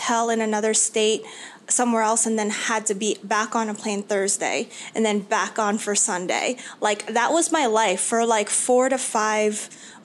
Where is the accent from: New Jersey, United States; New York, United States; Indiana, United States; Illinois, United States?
New York, United States; New York City; moved away as an adult; now in Arizona, United States; I was born and raised in New York City, in Queens, and went to college in the Bronx